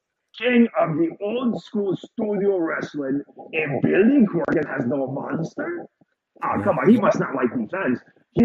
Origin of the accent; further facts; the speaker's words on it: Samoa; And I say, oh, I'm from Samoa.